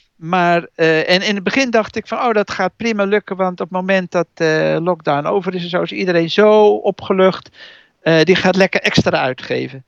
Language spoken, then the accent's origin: Dutch; Utrecht, Netherlands; als Utrechter